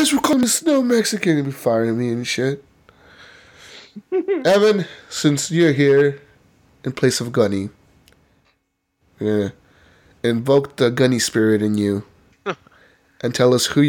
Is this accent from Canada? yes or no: yes; Canada; I'm Canadian, I fire nobody, eh?